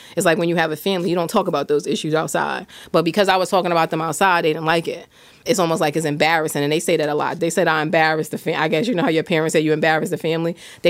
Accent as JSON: {"language": "English", "region": "New York", "country": "United States", "moved": "yes", "lives_now": "Camden, United States", "said": "I'm not from South Jersey, so I'm from New York"}